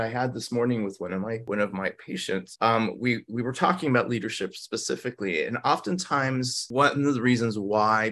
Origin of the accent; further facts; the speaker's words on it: Los Angeles, California, United States; English is a second language; I grew up in Los Angeles at the time